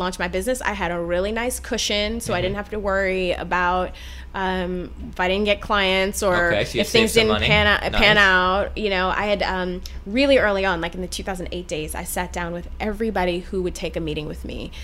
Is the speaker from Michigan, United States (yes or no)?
yes; Detroit, Michigan, United States; I grew up in Michigan, in suburban Detroit